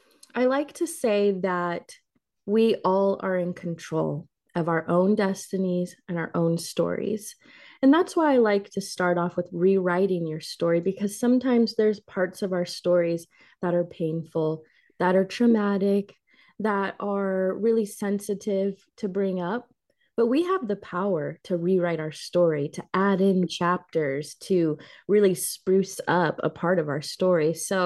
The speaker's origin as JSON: {"language": "English", "region": "Illinois", "country": "United States", "tie": "born or raised there", "said": "I was born and raised here in Illinois. So all of my family is here."}